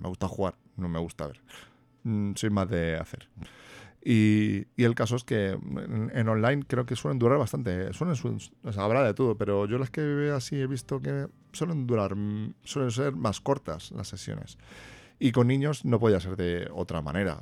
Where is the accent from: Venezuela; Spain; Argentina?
Spain; aquí en España, bueno, que vivo aquí en mi país